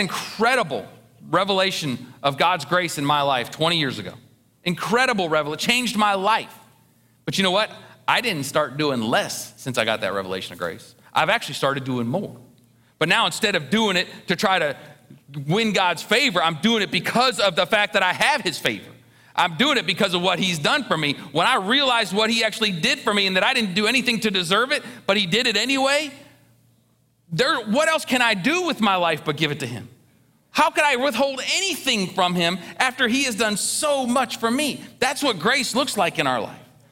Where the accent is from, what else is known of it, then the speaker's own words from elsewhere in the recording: Ohio, United States; I grew up in Ohio.